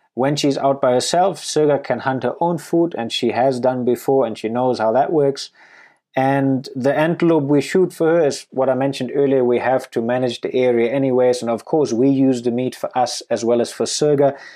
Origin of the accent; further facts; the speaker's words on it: Germany; moved away as an adult; also born or lived in Namibia / Canada; now in Botswana; I grew up and went to school in Germany